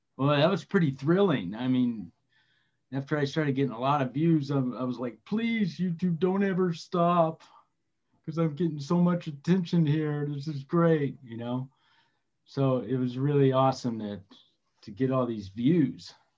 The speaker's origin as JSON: {"language": "English", "town": "Redlands", "region": "California", "country": "United States", "tie": "born or raised there", "said": "Just east of Los Angeles, about 70 miles in a little town called Redlands"}